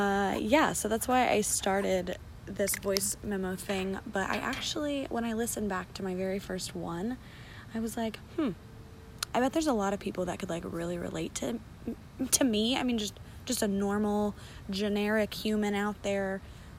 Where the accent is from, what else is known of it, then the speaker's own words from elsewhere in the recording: London, Ohio, United States; moved away as an adult; now in Brookville, United States; I am from London, Ohio, and I moved to Brookville, Ohio, which is where I currently reside